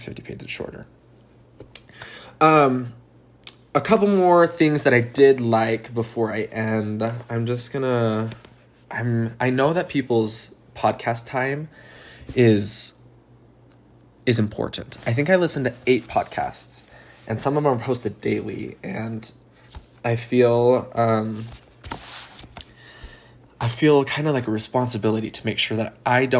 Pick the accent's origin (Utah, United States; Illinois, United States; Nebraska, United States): Utah, United States; I'm from Utah, a state in the United States